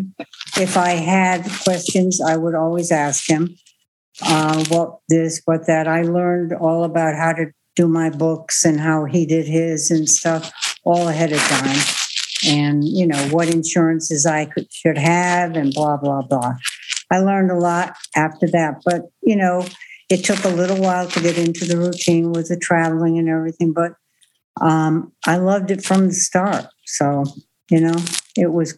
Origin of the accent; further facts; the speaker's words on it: Connecticut, United States; moved away; I'm originally from Connecticut